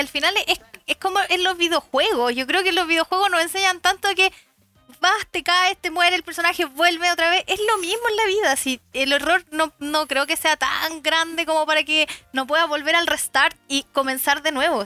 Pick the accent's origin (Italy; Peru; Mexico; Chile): Chile; acá los chilenos somos, digo somos porque soy chilena